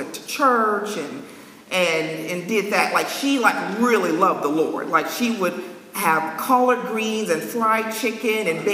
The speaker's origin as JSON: {"language": "English", "town": "Los Angeles", "region": "California", "country": "United States", "tie": "born or raised there", "moved": "as an adult", "lives_now": "New England, United States", "said": "I was born and raised in California, Los Angeles"}